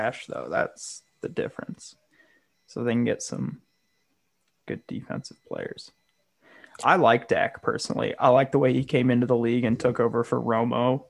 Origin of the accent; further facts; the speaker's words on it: South Bend, Indiana, United States; I was growing up in South Bend